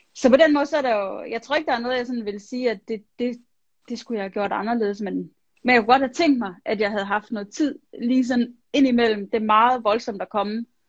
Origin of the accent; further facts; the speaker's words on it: Vejle, Southern Denmark, Denmark; jeg voksede op i Vejle, i Jylland